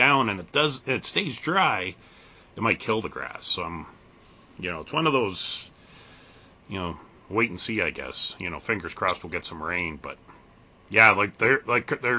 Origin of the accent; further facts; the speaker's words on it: Canada; I'm from Canada